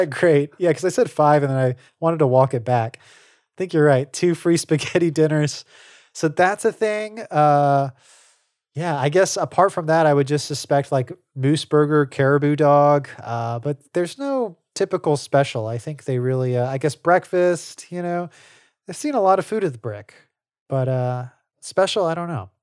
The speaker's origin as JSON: {"language": "English", "region": "Louisiana", "country": "United States", "tie": "born or raised there", "moved": "yes", "said": "we're from Louisiana, like, uh, returning to home for me was sort of, like, reacquainting myself with Cajun music"}